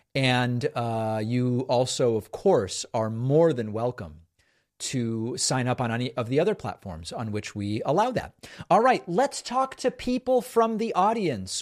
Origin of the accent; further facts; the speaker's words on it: Argentina; I was born in Argentina